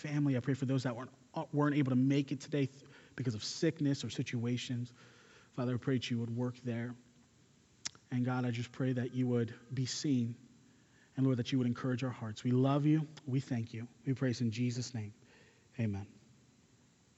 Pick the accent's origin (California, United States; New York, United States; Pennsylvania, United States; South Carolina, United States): Pennsylvania, United States; moved away; I was growing up in Pennsylvania. I'm from the East Coast